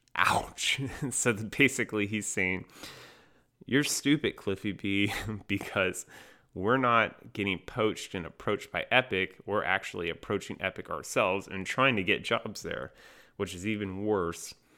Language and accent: English; North Carolina, United States; I'm from North Carolina.